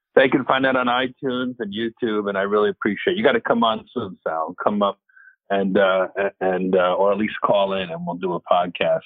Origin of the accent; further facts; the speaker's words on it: New Jersey, United States; it's Jersey, my hometown field